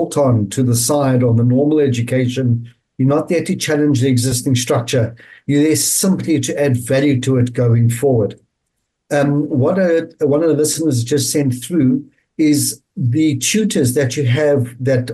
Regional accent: South Africa; growing up in South Africa, having brought up my children in South Africa

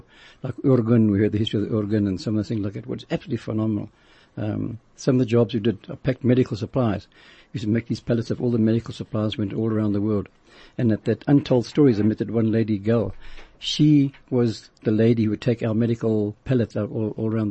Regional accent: Zimbabwe; moved away; from Rhodesia

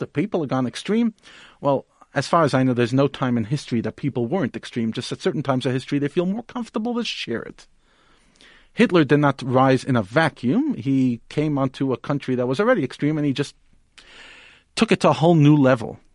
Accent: United States; now in Johannesburg, South Africa; I grew up in the United States

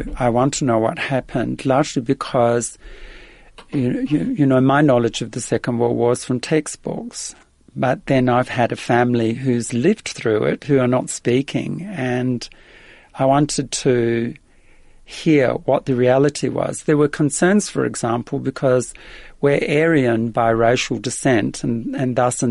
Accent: Adelaide, South Australia, Australia; accent: Australian; English is a second language; moved away as an adult; now in Netherlands; arriving in effectively an immigrant's camp outside of the city of Adelaide in Australia, and I was probably about five and a half

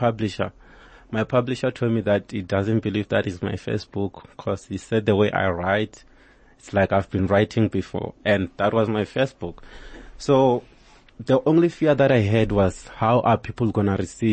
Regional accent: Limpopo, South Africa; actually I'm Venda, I'm from Limpopo

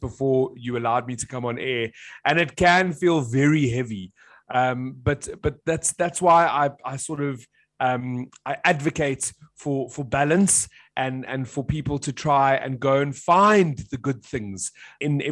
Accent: South Africa; as a South African.

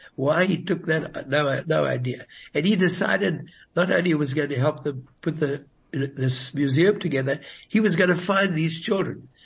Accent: Johannesburg, Gauteng, South Africa; first language Yiddish; English is a second language; I was born in Johannesburg

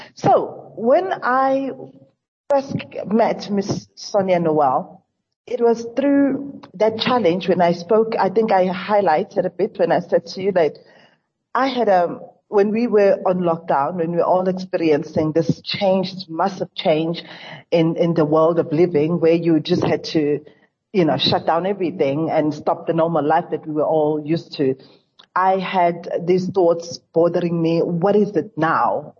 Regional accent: South Africa; as a South African

